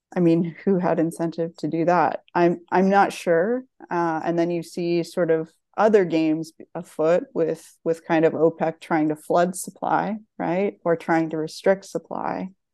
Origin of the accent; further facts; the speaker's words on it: Nova Scotia, Canada; moved away as an adult; also born or lived in Ontario; now in California, United States; growing up in Nova Scotia